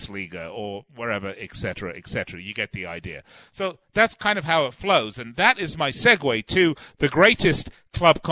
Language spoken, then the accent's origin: English; Las Vegas, Nevada, United States; my hometown of Las Vegas